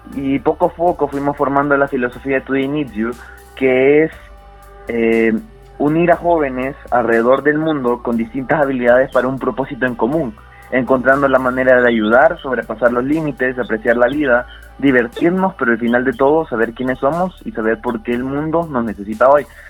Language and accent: Spanish; El Salvador; soy salvadoreño